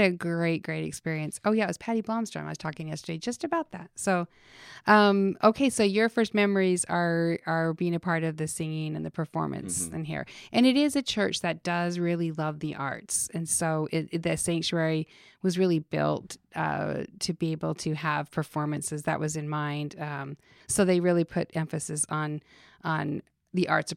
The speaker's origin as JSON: {"language": "English", "region": "Utah", "country": "United States", "tie": "born or raised there", "moved": "yes", "said": "I grew up in Utah"}